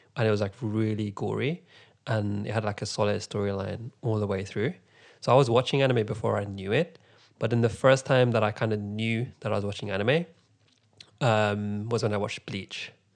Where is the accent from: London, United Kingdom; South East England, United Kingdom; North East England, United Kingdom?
London, United Kingdom; I'm from London